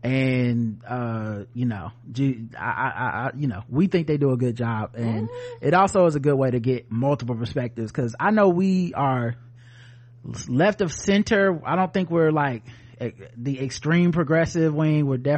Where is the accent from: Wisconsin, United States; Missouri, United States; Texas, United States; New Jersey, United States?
New Jersey, United States; I'm like, no, I'm from New Jersey, and also I'm a Sikh.